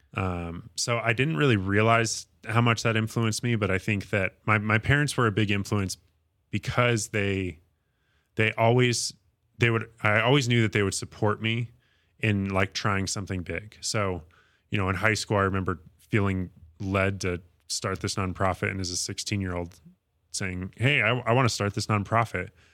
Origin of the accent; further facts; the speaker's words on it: Fort Collins, Colorado, United States; also born or lived in Windsor, Colorado / Oklahoma; I grew up in Fort Collins.